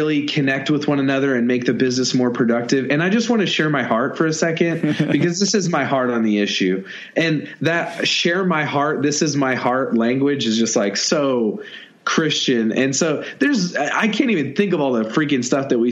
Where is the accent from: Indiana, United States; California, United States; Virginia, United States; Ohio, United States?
Indiana, United States; I'm from Indiana. I was raised behind a cornfield